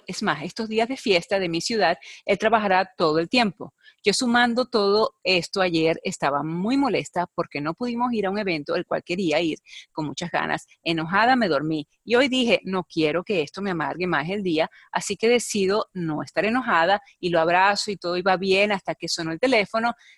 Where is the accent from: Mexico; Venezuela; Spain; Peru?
Venezuela; soy venezolana